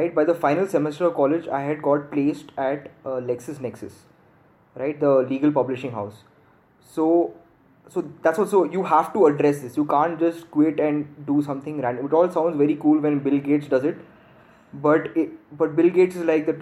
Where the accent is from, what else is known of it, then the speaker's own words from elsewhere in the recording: Bangalore, Karnataka, India; moved away as an adult; also born or lived in Gurgaon; I'm from Bangalore, my family's from Bangalore.